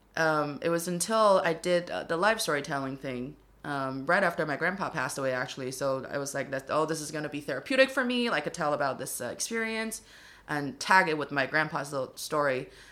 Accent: Dongbei, Northeast China, China; accent: Dongbei; English is a second language; now in Beijing, China; my hometown dialect

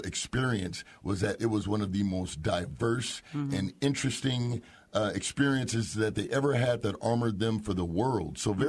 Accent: Altadena, California, United States; I grew up in Altadena, California.

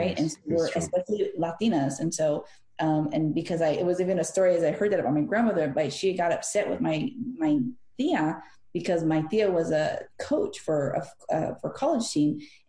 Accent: California, United States; because we're from California, they assumed, and it's a fair assumption, that you're from Mexico.

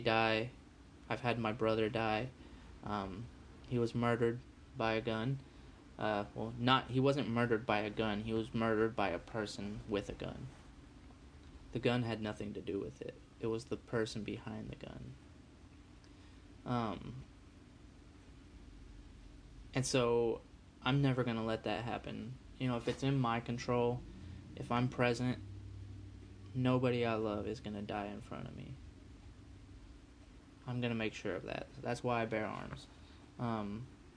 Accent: United States; I was born in America

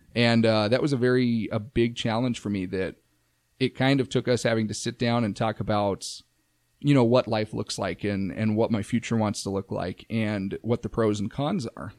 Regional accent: Safford, Arizona, United States; moved away; my hometown, Safford

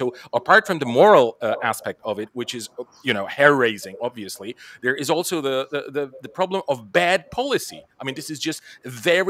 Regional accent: Bulgaria; now in Poland; Well, I'm from Bulgaria, but I live in Poland, which is a country that has been totally destroyed during the Second World War.

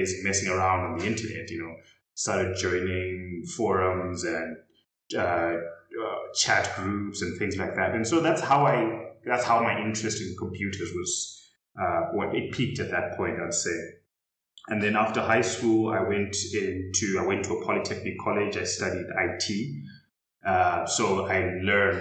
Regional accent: Zimbabwe; I was raised in Zimbabwe

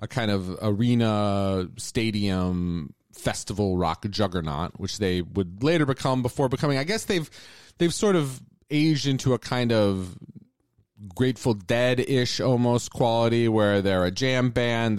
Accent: Phoenix, Arizona, United States; So I grew up in the Phoenix area, which is a very different kind of place

